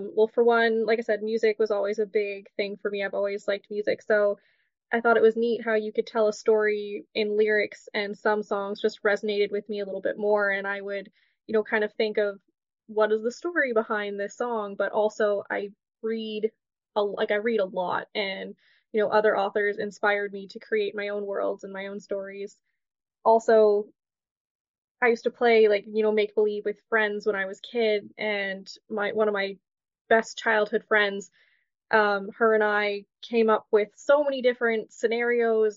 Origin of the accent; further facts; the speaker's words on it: Ontario, Canada; I'm born and raised in Ontario, Canada. I live in the heart of cottage country in Muskoka.